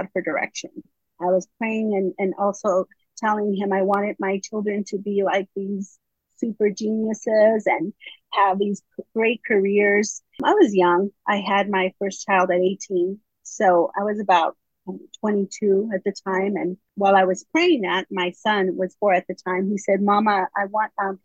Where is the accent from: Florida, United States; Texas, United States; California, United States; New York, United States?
California, United States; moved away as an adult; now in North Carolina, United States; I was raised in California. We just moved to North Carolina in December